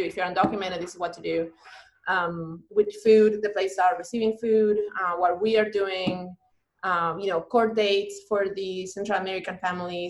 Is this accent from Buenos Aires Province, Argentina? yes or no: yes; Banfield, Buenos Aires Province, Argentina; moved away; I am from Buenos Aires, mm-hmm. um, the capital of Argentina. I grew up in a neighborhood called Banfield